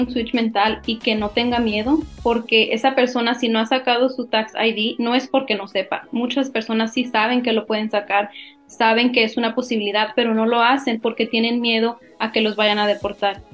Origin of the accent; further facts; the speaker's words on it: Mexico; now in San Antonio, United States; soy mexicana, tengo varios tiempos viviendo aquí en la ciudad de San Antonio